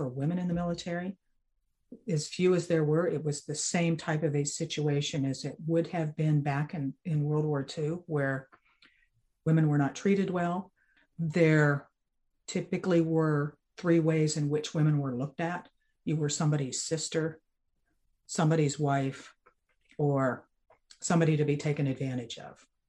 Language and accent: English; Pennsylvania, United States; moved away as an adult; also born or lived in Virginia; I grew up in Pennsylvania, so I'm not from Virginia